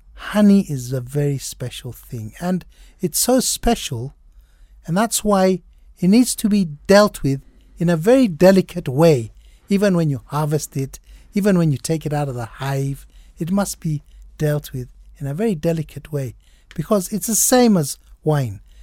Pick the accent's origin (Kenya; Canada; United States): Kenya; I'm a very much Kenyan, John. I think, I think we're same age and I'm quite a Kenyan